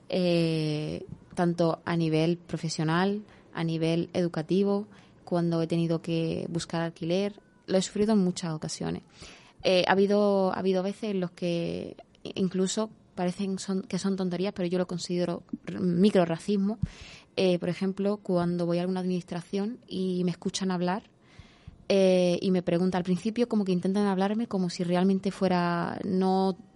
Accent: Morocco; born there; first language Spanish; Yo considero que el castellano, por ejemplo, es mi idioma, o sea, mi idioma natal, aunque yo haya nacido en Marruecos, pero realmente yo pienso, actúo, o sea, mi mente funciona en español.

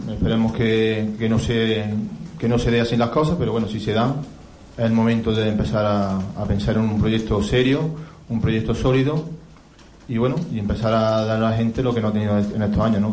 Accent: Córdoba, Andalusia, Spain; el equipo de mi tierra

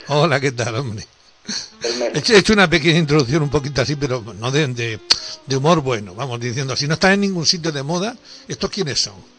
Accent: Andalusia, Spain; nosotros somos de Andalucía

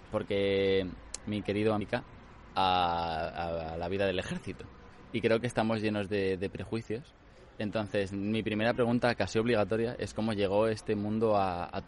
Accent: Guadalajara, Castilla-La Mancha, Spain; yo nací en Guadalajara.

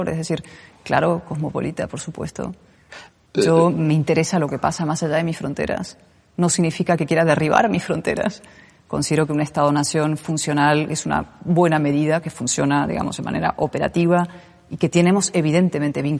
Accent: Spain; Soy española

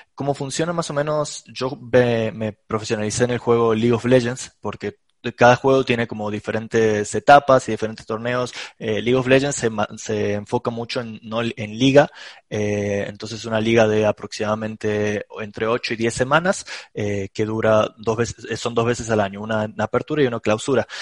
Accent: Córdoba, Argentina; yo soy de Argentina, eh, en una ciudad que se llama Córdoba

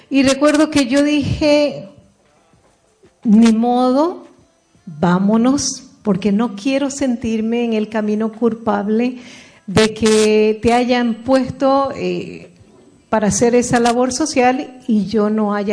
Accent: Puerto Rico; Yo soy de Puerto Rico, yo soy puertorriqueña, y lo menos que yo deseaba era irme a vivir allá.

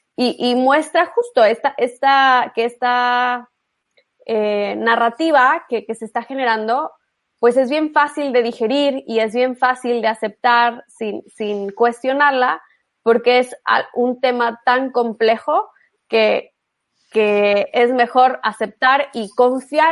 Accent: Monterrey, Nuevo León, Mexico; yo soy de Monterrey

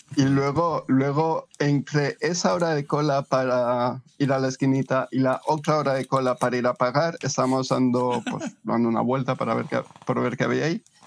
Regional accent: Spain; somos de España

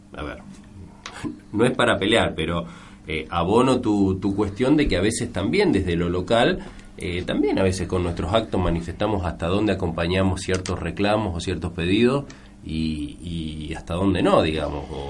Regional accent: Argentina; como argentino

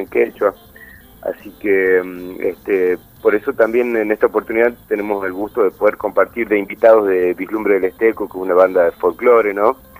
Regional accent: Frías, Santiago del Estero, Argentina; now in Córdoba, Argentina; soy de Frías, de Santiago del Estero

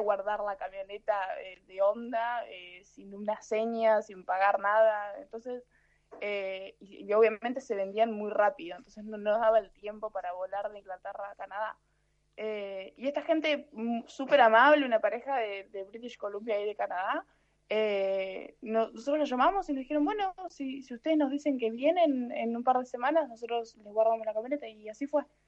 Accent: Argentina; moved away as an adult; soy argentina

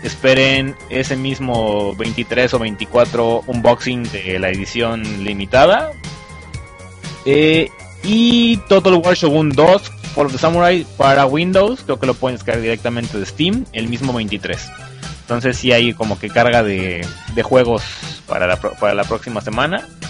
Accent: Veracruz, Mexico; yo soy de Veracruz

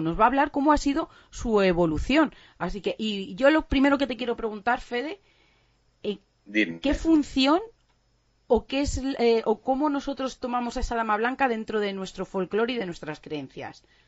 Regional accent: Spain; muy españoles, como muy de nuestra cultura

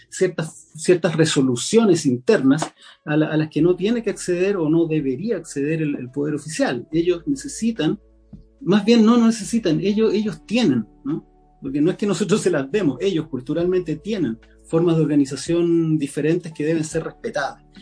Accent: Valparaíso, Chile; No es posible que, por ejemplo, yo soy de Valparaíso, no es posible que el puerto tribute en Santiago.

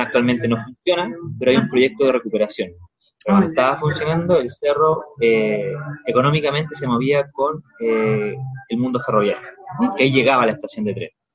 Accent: Rancagua, O'Higgins, Chile; moved away as an adult; now in Valparaíso, Chile; yo de, procedencia soy de Rancagua, ya una ciudad que está una hora al sur de Santiago

